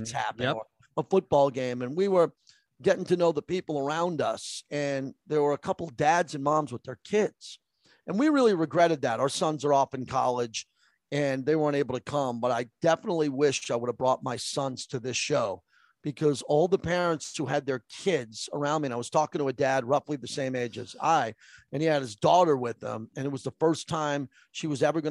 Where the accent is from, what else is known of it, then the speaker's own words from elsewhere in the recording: New York, United States; I grew up in New York